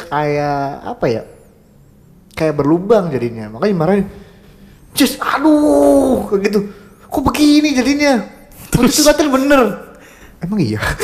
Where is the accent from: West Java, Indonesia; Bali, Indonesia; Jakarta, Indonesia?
West Java, Indonesia; Cirebon; accent: medok; saya, eh, medok, eh. Maklum saya orang pribumi asli Cirebon